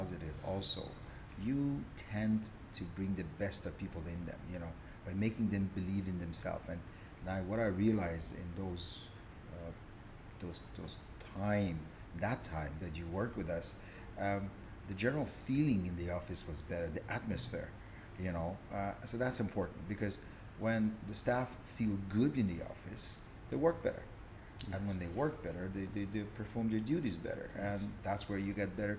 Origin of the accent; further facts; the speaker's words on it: Canada; moved away as an adult; also born or lived in Iran; now in Dubai, United Arab Emirates; I was born in Iran. And early 70s, my father, when he took his retirement, he decided to move to Canada